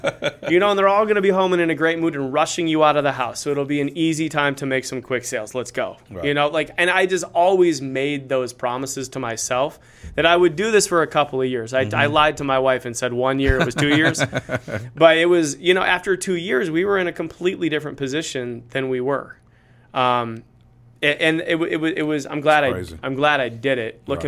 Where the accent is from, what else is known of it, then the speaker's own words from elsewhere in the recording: Cleveland, Ohio, United States; Football losses are easier to take. I'm from Cleveland.